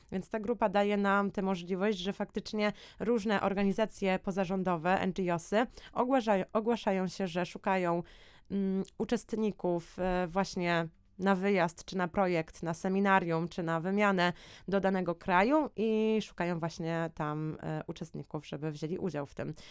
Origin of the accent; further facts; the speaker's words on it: Poland; my byliśmy w czwórkę, czwórka Polaków